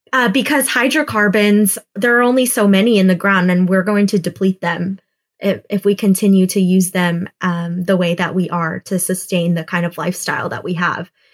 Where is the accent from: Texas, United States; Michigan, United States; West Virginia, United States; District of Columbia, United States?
Texas, United States; Houston; I grew up in Houston, Texas